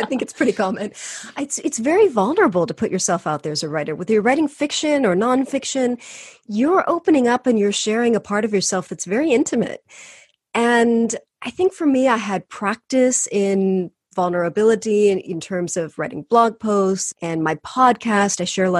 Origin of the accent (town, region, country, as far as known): California, United States